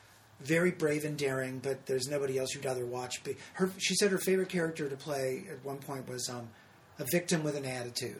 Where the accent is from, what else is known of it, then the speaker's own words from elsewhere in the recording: California, United States; I was from California